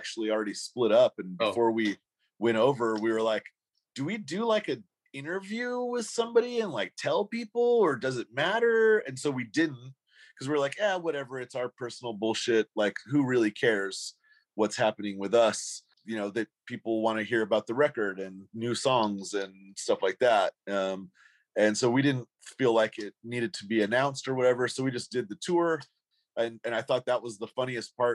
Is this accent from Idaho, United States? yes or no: yes; Boise, Idaho, United States; we told him Boise